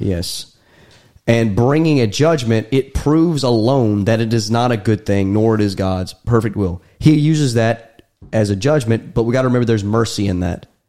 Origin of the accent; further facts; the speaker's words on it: United States; me and Daniel were born and raised in America